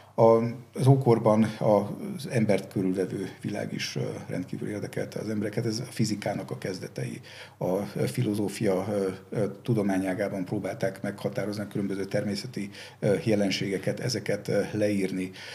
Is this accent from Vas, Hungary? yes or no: yes; Szombathely, Vas, Hungary; én szombathelyen születtem, és szombathelyen nagyon sok római kori emlék van, és ezek nagyon kicsi koromban megragadták a fantáziámat